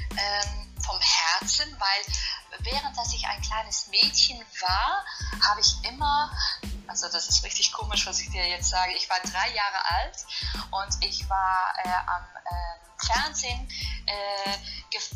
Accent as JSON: {"language": "German", "country": "Italy", "second_language": "German", "said": "Und äh, mit Hände und Füße als Italienerin habe ich mich einfach das Deutsch äh, beigebracht."}